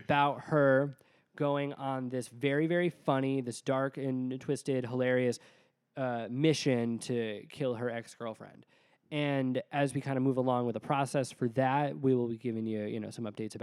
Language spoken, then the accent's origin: English; Connecticut, United States; I'm from Connecticut